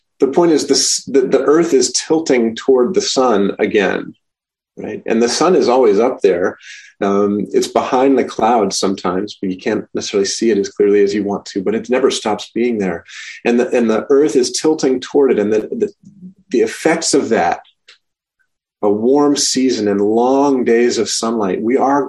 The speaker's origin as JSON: {"language": "English", "region": "Maine", "country": "United States", "tie": "born or raised there", "moved": "yes", "lives_now": "Rochester, United States", "said": "my home state of Maine"}